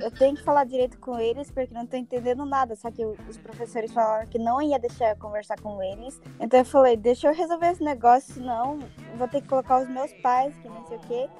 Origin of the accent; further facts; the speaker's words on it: Japan; como eu nasci no Japão, moro no Japão, eu cresci no Japão